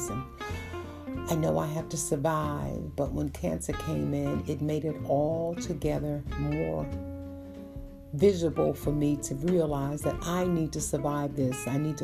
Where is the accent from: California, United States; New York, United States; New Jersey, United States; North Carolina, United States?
New York, United States; New York City; I'm a kid from Brooklyn, born and raised in Brooklyn